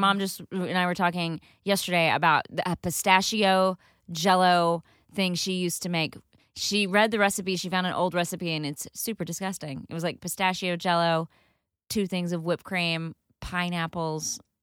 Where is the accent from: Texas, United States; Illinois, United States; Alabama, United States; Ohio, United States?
Texas, United States; I grew up in Texas